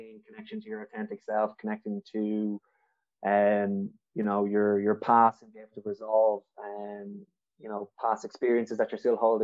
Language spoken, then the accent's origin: English; Dublin, Leinster, Ireland; I'm originally from Dublin